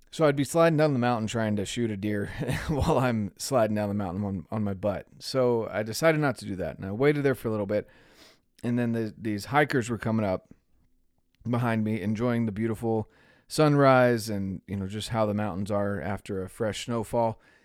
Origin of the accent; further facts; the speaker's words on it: North Carolina, United States; moved away; I'm from North Carolina originally.